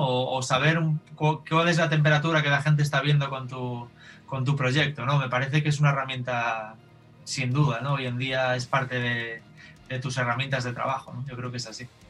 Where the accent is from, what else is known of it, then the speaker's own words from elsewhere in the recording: Galicia, Spain; Yo soy gallego, eh, yo vivo en Galicia